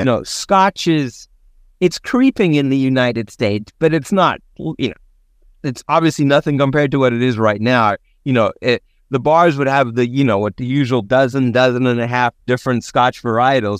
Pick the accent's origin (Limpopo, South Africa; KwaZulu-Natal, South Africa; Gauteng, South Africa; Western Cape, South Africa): Western Cape, South Africa; Cape Town; now in San Diego, United States; growing up in Cape Town